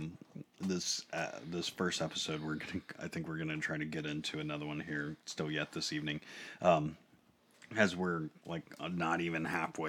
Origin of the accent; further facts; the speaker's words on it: United States; We are American